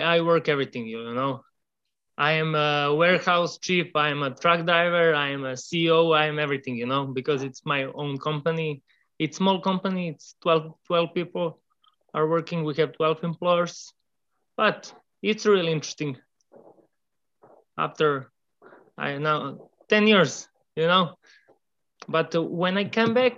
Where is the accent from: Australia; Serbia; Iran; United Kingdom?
Serbia; also born or lived in Milwaukee; I come from Serbia. Serbia is a little country in Southeast Europe.